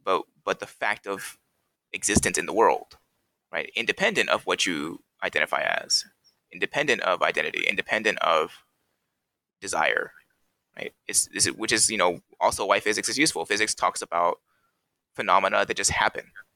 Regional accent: Cerritos, California, United States; in my home city, in my hometown of Cerritos

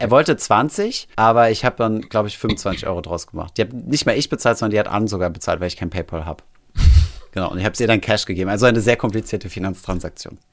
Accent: Germany; also born or lived in Paris / Saarland; now in Berlin, Germany; bei uns in Deutschland

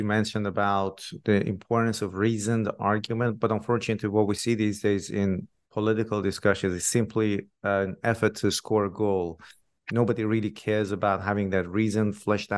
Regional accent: Iran; moved away; I'm originally from Iran myself

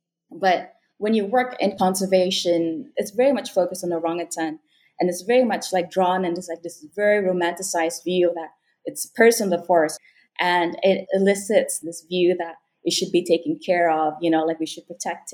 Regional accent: Sarawak, Malaysia; So I was born and raised in Sarawak. I am Bidayuh

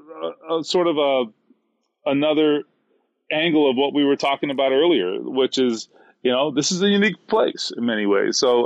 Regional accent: South Florida, United States; now in Indiana, United States; growing up in South Florida

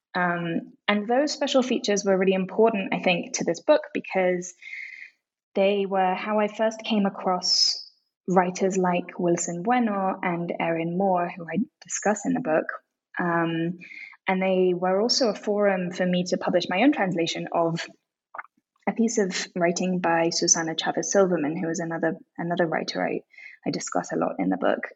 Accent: London, United Kingdom; moved away as an adult; also born or lived in Tokyo, Japan; now in Mexico City, Mexico; I grew up mainly in London

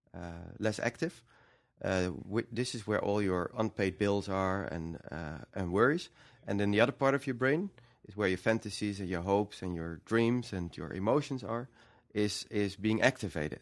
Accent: Netherlands; we're from the Netherlands

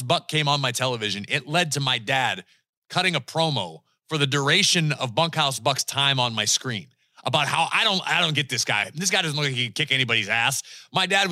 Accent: Northeast, United States; We grew up in the Northeast, so we were a WWE family

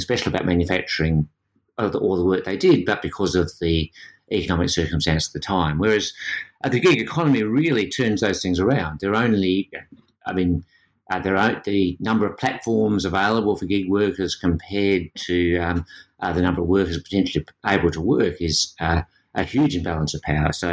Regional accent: Australia; being Australian

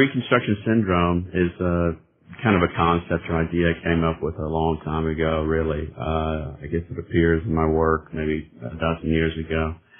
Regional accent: Birmingham, Alabama, United States; Well, I'm born and raised in Birmingham, Alabama. Kind of a diverse background, not your typical Southern Deep South background.

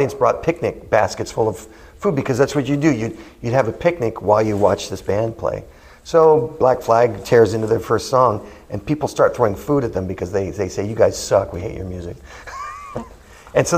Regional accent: Manhattan Beach, California, United States; this park that was in my hometown

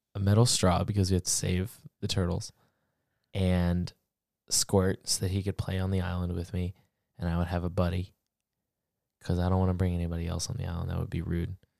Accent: Florida, United States; I'm from Florida

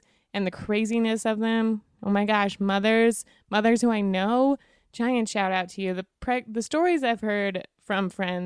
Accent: Wyoming, United States; I'm from Wyoming

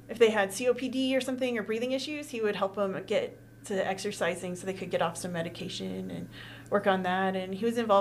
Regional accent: Carmichael, California, United States; also born or lived in Placerville, California / Sacramento, California; now in Reno, United States; I was born and raised in Carmichael, California. And then about the time I was 10, my family moved up to the foothills, like Placerville area

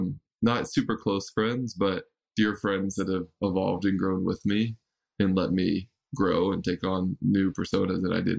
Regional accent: Raleigh, North Carolina, United States; moved away as an adult; also born or lived in Bay Area; I grew up in Raleigh, North Carolina

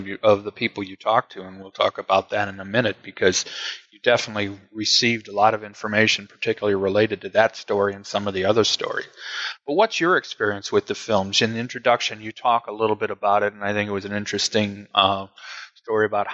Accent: Cleveland, Ohio, United States; moved away as an adult; now in Alabama, United States; I grew up in Cleveland, spent most of my life there, although I live in Alabama now

